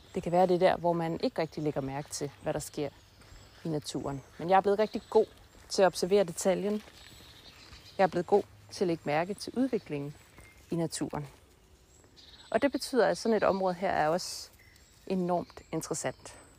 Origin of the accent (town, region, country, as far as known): Denmark